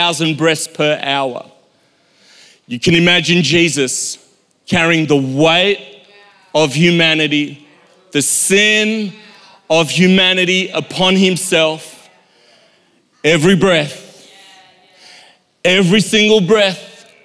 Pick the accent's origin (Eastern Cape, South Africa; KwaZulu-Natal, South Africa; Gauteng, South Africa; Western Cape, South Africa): KwaZulu-Natal, South Africa; Durban; when I was a child, growing up in Durban, South Africa